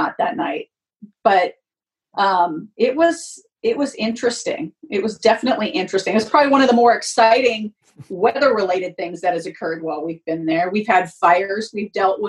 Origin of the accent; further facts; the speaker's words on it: Fresno, California, United States; I grew up in Fresno, so I'm used to this heat